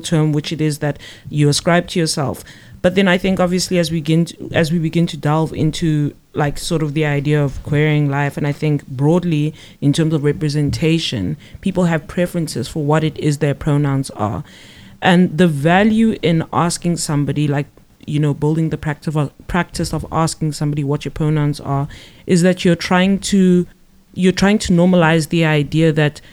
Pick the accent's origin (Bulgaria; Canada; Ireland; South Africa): South Africa; South African as well.